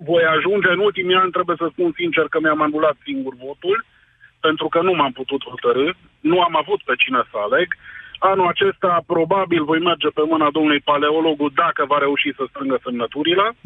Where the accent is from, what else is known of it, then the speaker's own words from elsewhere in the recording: Mediaș, Sibiu County, Romania; Era vorba renumită că vin de lângă Sibiu, sunt din Mediaș.